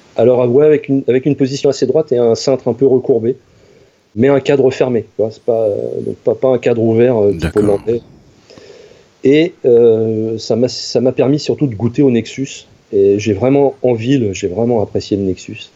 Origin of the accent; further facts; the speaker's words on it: Normandy, France; J'ai grandi en Normandie.